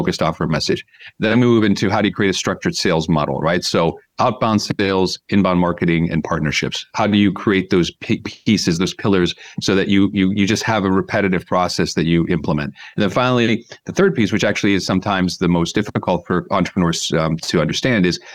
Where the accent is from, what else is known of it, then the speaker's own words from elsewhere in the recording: United States; moved away as an adult; also born or lived in Los Angeles / London; now in Budapest, Hungary; I grew up in the States, as you can tell from my accent. So I was born and raised there.